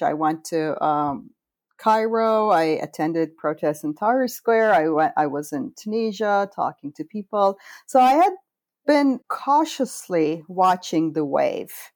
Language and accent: English; Istanbul, Turkey; moved away; this is literally happening in my home country a couple of blocks from where I was born.